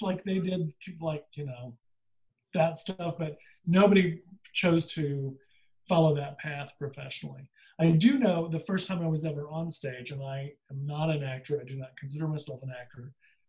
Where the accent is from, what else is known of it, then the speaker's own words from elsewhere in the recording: Midland, Texas, United States; moved away as an adult; also born or lived in Roswell, New Mexico; now in St. Louis, United States; So I was born in Roswell, New Mexico. And when I was small, I think 4 or 5, we moved to a place called Midland, Texas, mm-hmm. which is where where I grew up. I was there until I went to college.